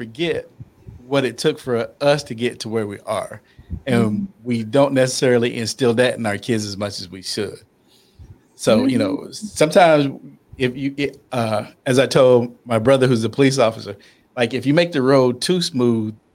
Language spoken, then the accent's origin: English; North Carolina, United States; I'm from North Carolina. We had 100 degrees with 150% humidity when I was a kid.